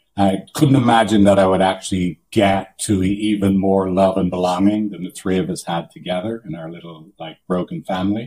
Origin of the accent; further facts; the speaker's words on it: Ireland; moved away as an adult; now in San Francisco, United States; I'm from Ireland